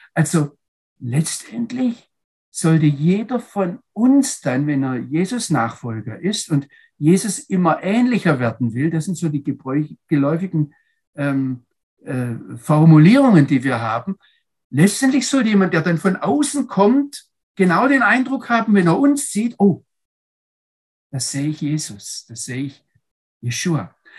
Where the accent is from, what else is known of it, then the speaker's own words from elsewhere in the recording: Germany; als Deutsche